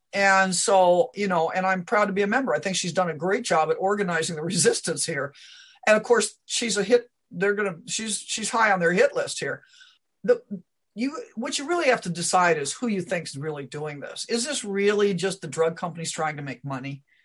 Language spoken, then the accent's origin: English; Omaha, Nebraska, United States; also born or lived in Iowa; I, I grew up around Omaha, Nebraska